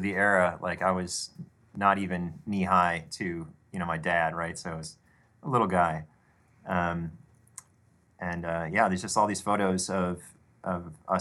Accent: Detroit, Michigan, United States; I grew up in Detroit, Michigan area

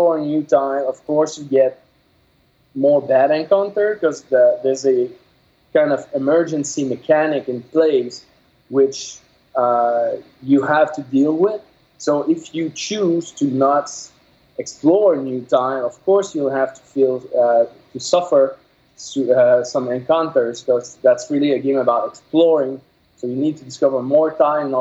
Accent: Quebec, Canada; first language French; English is a second language; I'm from Quebec, so my first language is French.

